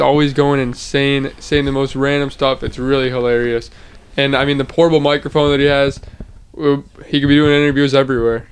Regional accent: Elmhurst, Illinois, United States; we're actually from Elmhurst, Illinois. It's just a small town. I'm a senior in high school right now

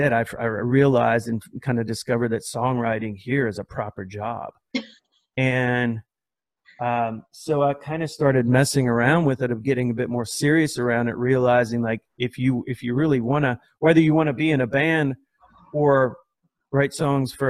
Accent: Louisiana, United States; my small town that I grew up in Louisiana

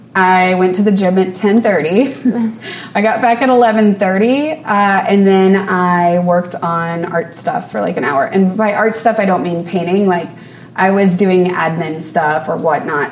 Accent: New Orleans, Louisiana, United States; moved away as an adult; now in New York, United States; I grew up in New Orleans and uh, we've been in New York for about nine years

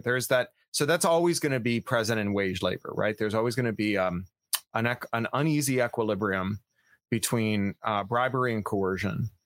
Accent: Canada; I am a Canadian

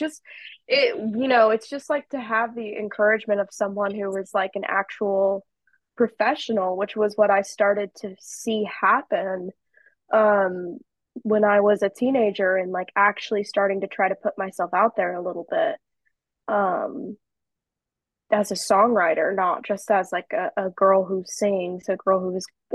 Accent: Morrison, Colorado, United States; my home state of Colorado

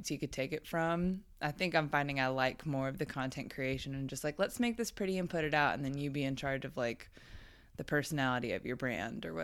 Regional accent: Dallas, Texas, United States; moved away as an adult; also born or lived in Alabama; I grew up in Dallas, Texas, and then went to college in Alabama

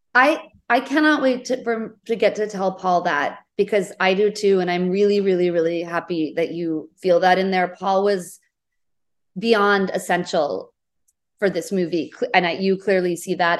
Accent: New England, United States; moved away as an adult; also born or lived in Portland, Oregon / New York City; I grew up in New England, in the U S

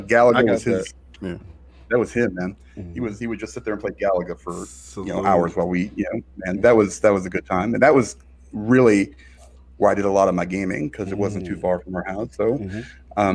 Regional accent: Chicago, Illinois, United States; moved away; I'm from Chicago originally

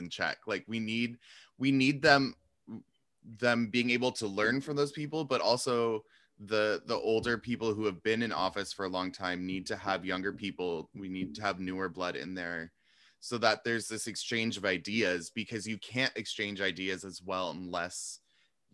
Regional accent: Seattle, Washington, United States; I grew up in Seattle

